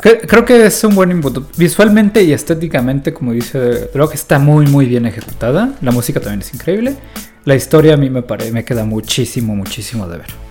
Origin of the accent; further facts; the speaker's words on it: Mexico; como mexicano